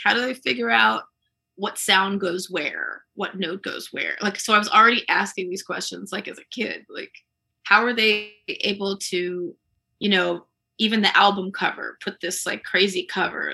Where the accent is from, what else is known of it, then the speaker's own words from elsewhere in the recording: Columbia, Maryland, United States; I grew up in Columbia